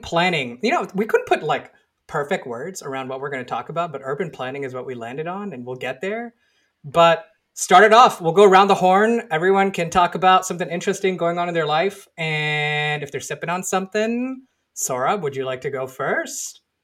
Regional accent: Houston, Texas, United States; now in Seattle, United States; I grew up in Houston

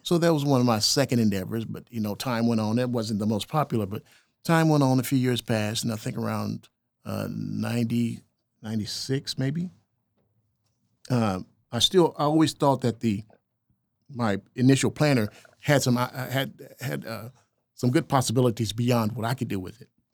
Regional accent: El Reno, Oklahoma, United States; growing up in El Reno

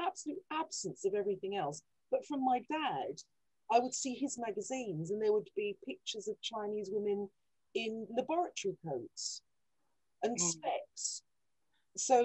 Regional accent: London, United Kingdom; I was born in Hackney, for starters, where everyone was mixed.

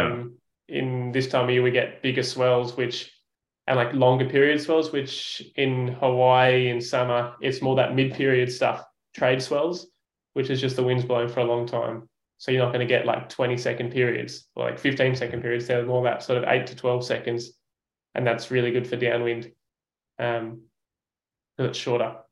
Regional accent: Sydney, New South Wales, Australia; As an Aussie

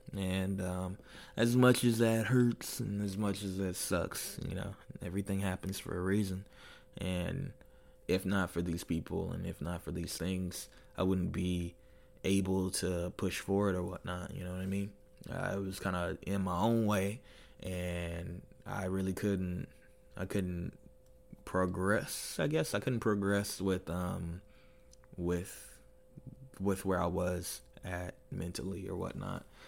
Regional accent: United States; moved away as an adult; now in Nuremberg, Germany; I'm American

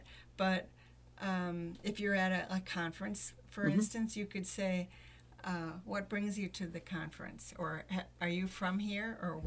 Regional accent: Sparta, United States; I was from Sparta

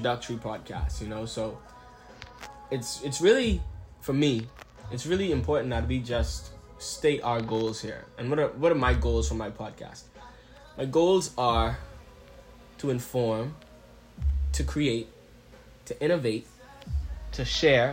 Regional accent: Bahamas; also born or lived in Nassau, Bahamas; me being a Bahamian

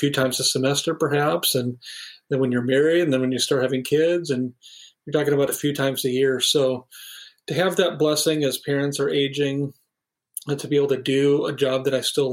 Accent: Sioux City, Iowa, United States; moved away as an adult; also born or lived in Minneapolis / Chicago; now in Sioux City, United States; My wife and I grew up in Sioux City

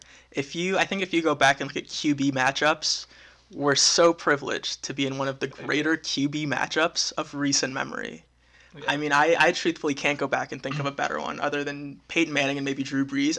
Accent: Venezuela; now in United States; I'm from Venezuela, born in Venezuela. Both of my parents and most of my entire family is from Venezuela. And came here to the U.S. with my brother in 2001.

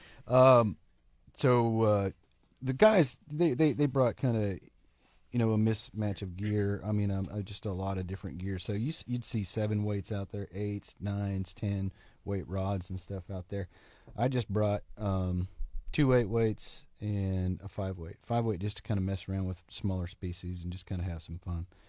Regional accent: Oklahoma, United States; I'm from Oklahoma

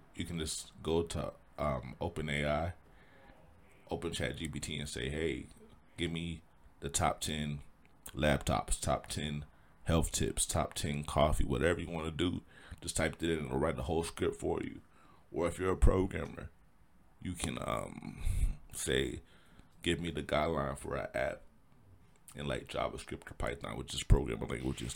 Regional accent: Indianapolis, Indiana, United States; Born and raised in Indy, Indianapolis, Indiana

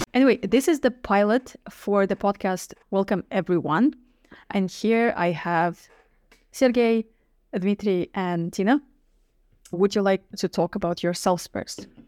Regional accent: Kazakhstan; moved away as an adult; also born or lived in Moscow / Poland; now in Netherlands; I come from Central Asia, Kazakhstan. So that's where I lived, uh, for the first nineteen years or so

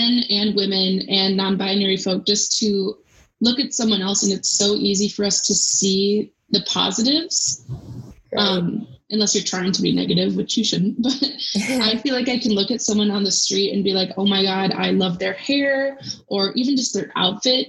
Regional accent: United States; we're both American

